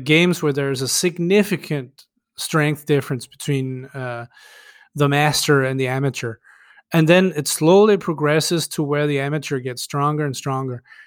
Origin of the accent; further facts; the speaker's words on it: Denmark; first language Danish; English is a second language; Danish is my native language